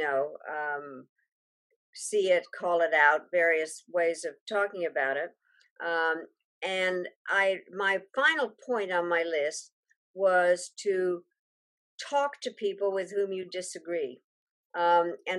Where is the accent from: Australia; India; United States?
United States; Denver, Colorado; also born or lived in Czechoslovakia; When we came to the United States, we came in 1948, and I grew up in America of the 50s. We lived in Denver, Colorado